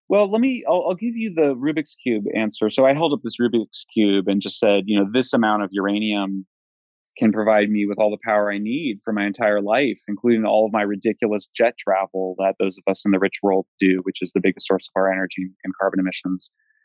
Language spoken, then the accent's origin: English; Colorado, United States; I'm from Colorado. We have much higher radiation than other states